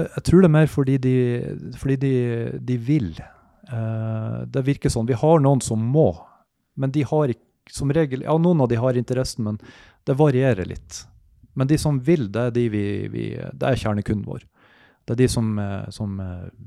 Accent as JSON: {"language": "Norwegian", "town": "Mosjøen", "region": "Nordland", "country": "Norway", "moved": "yes", "said": "jeg er opprinnelig fra Mosjøen. Eh, flyttet ned hit"}